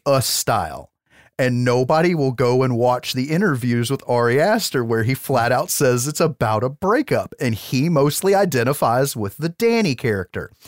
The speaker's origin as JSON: {"language": "English", "country": "United States", "said": "I'm an American"}